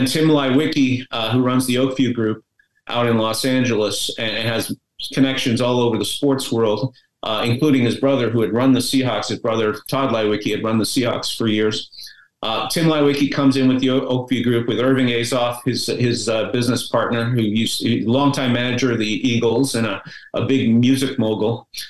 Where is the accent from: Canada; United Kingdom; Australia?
Canada; Montreal, Quebec; I mean, the one that they built in my hometown of Montreal was pretty bad.